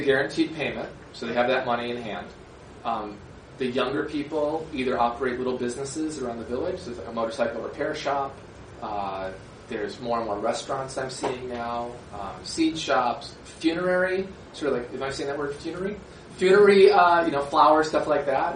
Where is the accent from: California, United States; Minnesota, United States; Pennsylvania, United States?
Minnesota, United States; moved away as an adult; also born or lived in Beijing, China / Jilin, China; I'm from Minnesota, from a very rural area. My where I grew up is mostly rose farms